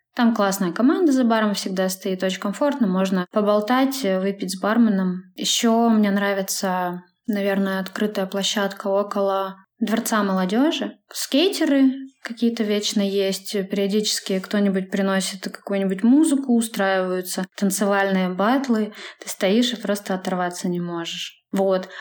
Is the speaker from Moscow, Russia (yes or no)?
no; Klinovskoye, Sverdlovsk Oblast, Russia; now in Yekaterinburg, Russia; Я не из Екатеринбурга, я родилась в деревне. Точнее, это село Клиновское, находится в Свердловской области, в 130 километрах от Екатеринбурга.